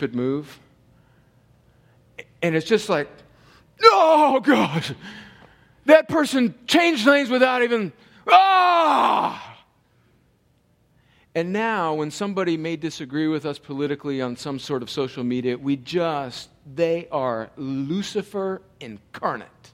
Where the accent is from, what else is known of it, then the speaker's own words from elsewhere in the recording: El Centro, California, United States; they show up on my front lawn in El Centro, California